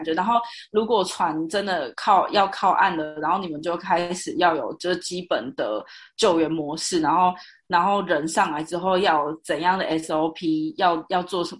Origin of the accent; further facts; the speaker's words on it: Taiwan; 所以那个时候也是只有我一个台湾人这样。